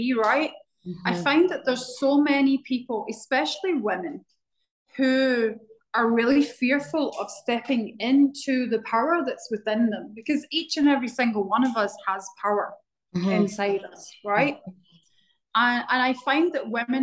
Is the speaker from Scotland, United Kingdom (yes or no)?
yes; Glasgow, Scotland, United Kingdom; now in Barbados; So I grew up in Scotland in a town called Glasgow